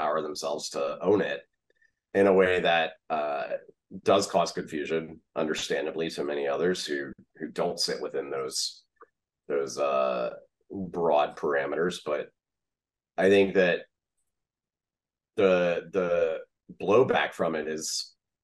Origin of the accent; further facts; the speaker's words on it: the South, United States; I grew up in the South.